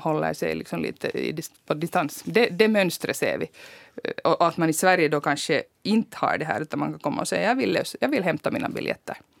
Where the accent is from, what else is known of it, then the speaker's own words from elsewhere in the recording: Finland; som finlandssvensk